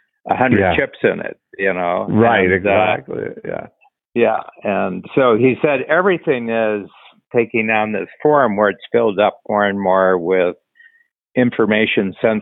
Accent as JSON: {"language": "English", "region": "Ohio", "country": "United States", "tie": "born or raised there", "said": "I'm from Ohio. I grew up about 120 miles north of where they're talking about."}